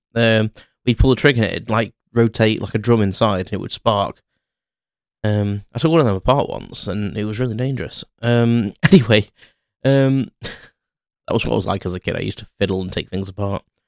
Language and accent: English; Crewe, North West England, United Kingdom; I walked around Crewe, uh, my hometown